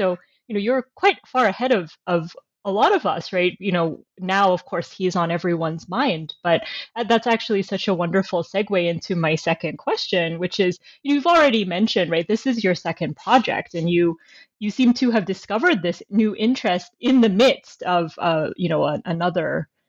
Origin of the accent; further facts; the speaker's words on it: United States; now in Canada; I teach in Canada now, but I'm originally American.